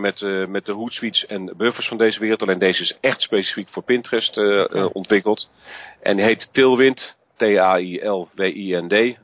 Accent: Netherlands; wij Nederlanders natuurlijk een, een andere cultuur hebben

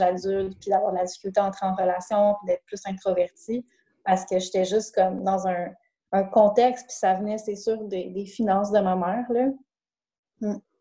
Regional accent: Saguenay, Quebec, Canada; moved away; je viens du Saguenay

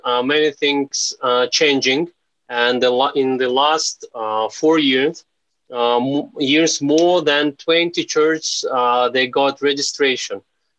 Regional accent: Uzbekistan; I'm from Uzbekistan. I'm married and I have four kids.

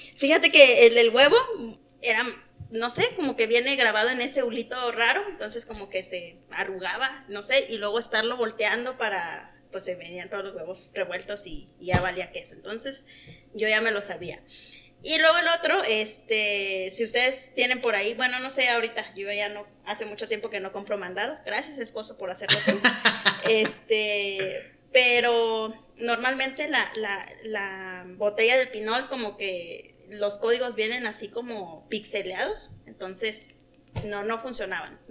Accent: Oaxaca, Mexico; moved away as an adult; also born or lived in Chihuahua, Mexico; now in Delicias, Mexico; soy de Oaxaca.

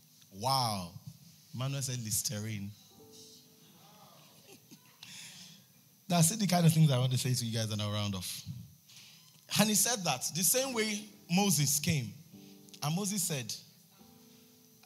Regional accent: Ijebu Ode, Ogun State, Nigeria

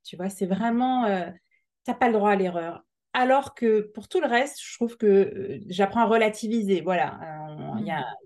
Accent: Alsace, Grand Est, France; now in Montpellier, France; on est plutôt originaire du Nord, on vient d'Alsace avec euh, mon mari

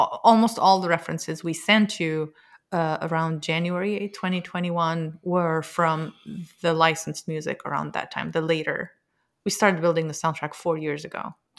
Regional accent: Lebanon; moved away as an adult; now in United States; I'm from Lebanon. I grew up with music

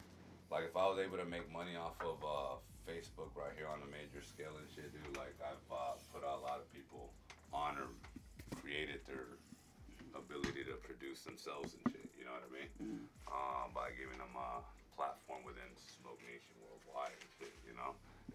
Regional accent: Phoenix, Arizona, United States; growing up in South Phoenix, everybody knows everybody.

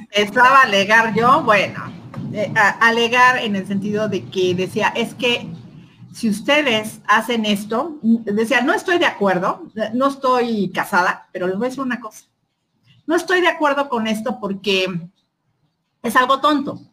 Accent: Mexico; mi derecho como mexicana

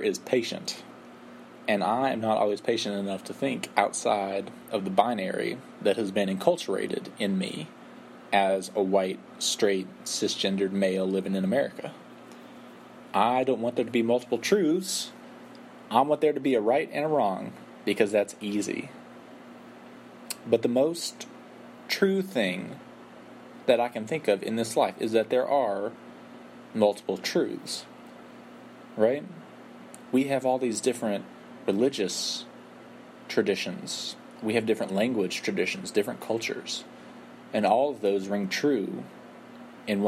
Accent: West Texas, United States; where I'm from in West Texas and where we're from in southern Wales, my family

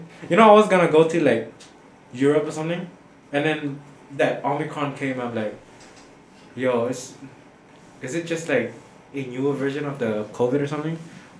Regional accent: Cambodia; I'm not American, I'm Cambodian.

